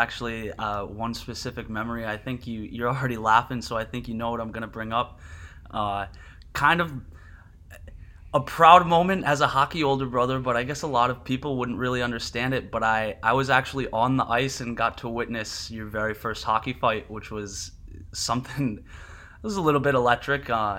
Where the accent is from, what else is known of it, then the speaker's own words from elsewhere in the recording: New Jersey, United States; growing up in South Jersey, it was only going to be cold enough to skate on half the rink for maybe 1 week a year.